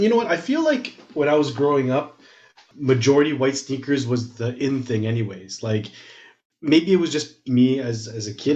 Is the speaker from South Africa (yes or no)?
no; Toronto, Ontario, Canada; I grew up in Scarborough